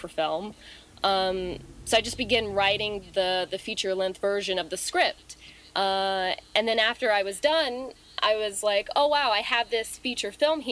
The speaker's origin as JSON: {"language": "English", "region": "Maryland", "country": "United States", "tie": "born or raised there", "moved": "as an adult", "lives_now": "New York City, United States", "said": "I grew up in Maryland"}